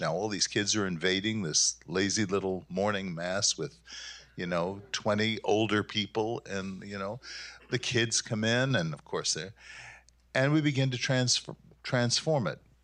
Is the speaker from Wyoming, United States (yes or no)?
no; New York City, New York, United States; moved away as an adult; now in Grand Rapids, United States; I'm from Brooklyn, New York